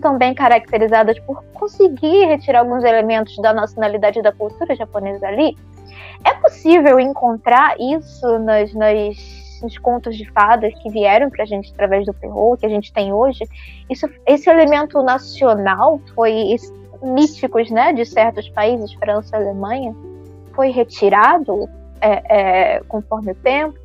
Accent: Brazil; eu como brasileira

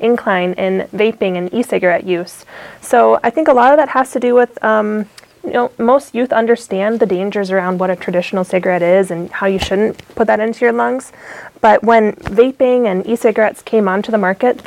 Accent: Mankato, Minnesota, United States; I'm from Mankato, Minnesota

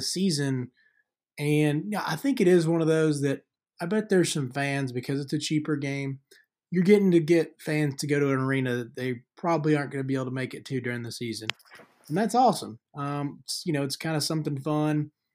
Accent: Deep South, United States; Growing up in the Deep South

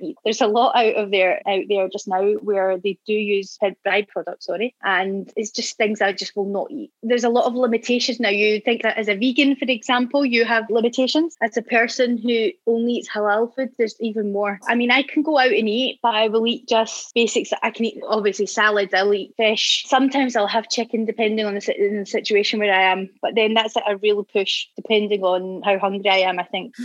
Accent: Scotland, United Kingdom; moved away as an adult; now in Madrid, Spain; I'm from Scotland. Don't know if you know from the accent.

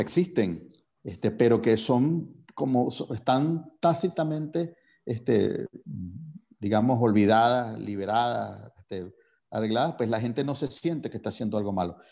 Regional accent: Venezuela; si uno asume su responsabilidad como venezolano

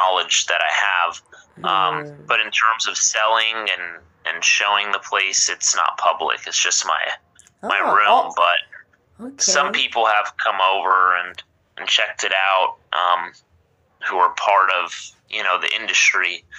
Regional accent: Los Angeles, California, United States; I'm from Los Angeles, California, born and raised

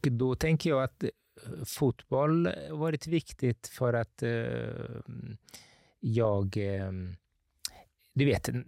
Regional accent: Gothenburg, Västra Götaland, Sweden; born there; also born or lived in Italy; Eh, jag är född i Göteborg.

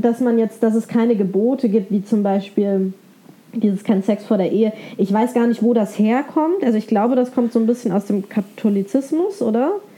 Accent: Bavaria, Germany; Ich bin in Bayern aufgewachsen

